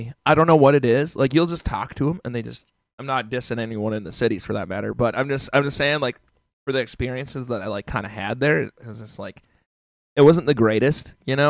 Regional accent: Chicago, Illinois, United States; born there; also born or lived in Australia; But so I was born in Chicago, Illinois, and then we moved. Our family moved. We moved like all over the place, right? So we're in Chicago. Went to Australia. Lived in Australia for a couple years.

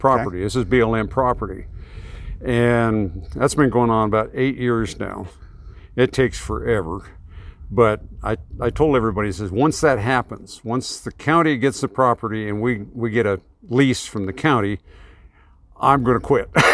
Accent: California, United States; also born or lived in Oregon / Fresno, California; now in Montana, United States; where I grew up, there was a little town two miles from the Oregon border in California. In fact, I'm, I'm a native Oregonian 'cause I was born in Oregon

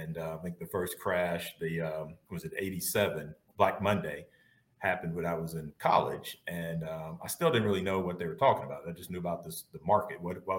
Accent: Canton, Mississippi, United States; but I grew up in Canton, Mississippi. That's about 15 miles north of Jackson. So small town.

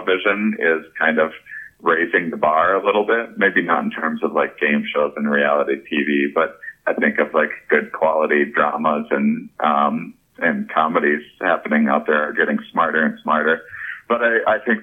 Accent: La Crosse, Wisconsin, United States; I'm also from La Crosse, Wisconsin

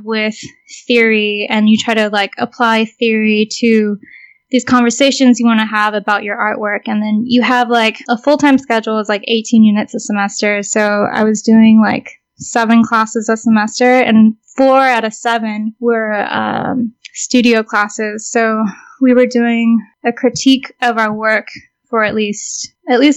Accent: South Bay, California, United States; I grew up in the South Bay, which is where Vanya is from

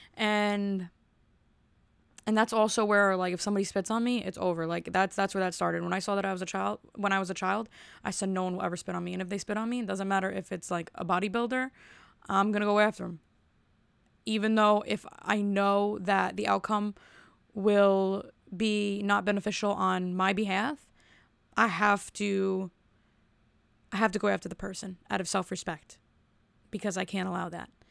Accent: New Jersey, United States; I'm from Jersey

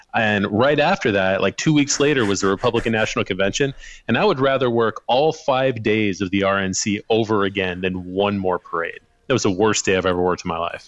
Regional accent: Sherrard, Illinois, United States; moved away; I grew up on the Illinois side, kind of south of the Quad Cities out in the country in a little town called Sherrard.

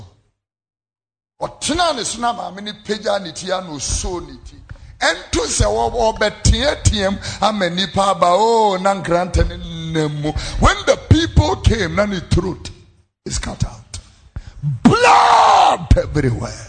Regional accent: Ghana; close to my hometown at Abipotia

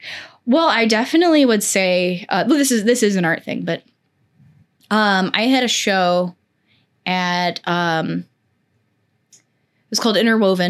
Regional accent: Missouri, United States; I grew up not in St. Louis City, but like outside, like maybe an hour outside of St. Louis.

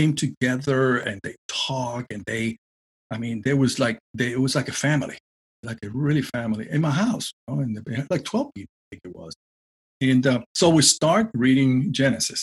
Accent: Puerto Rico; growing up in Puerto Rico

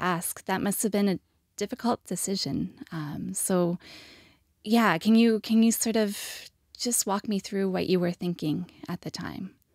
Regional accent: Canada; as a Canadian

